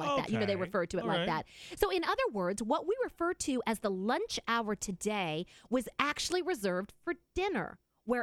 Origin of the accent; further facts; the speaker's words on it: the South, United States; I'm from the South